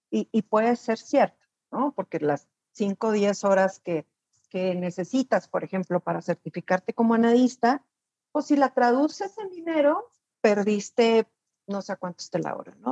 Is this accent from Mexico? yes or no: yes; Chihuahua, Mexico; Saludos desde, desde Chihuahua